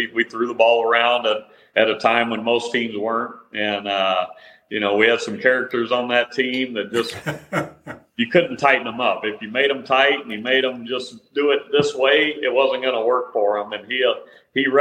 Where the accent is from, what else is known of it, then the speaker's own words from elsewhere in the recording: Texas, United States; also born or lived in Utah; now in Arizona, United States; growing up in Texas, that's kind of was the main sport